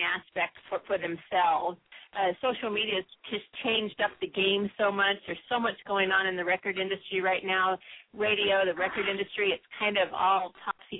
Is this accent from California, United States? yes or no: yes; Los Angeles, California, United States; now in Seattle, United States; I'm from the Los Angeles area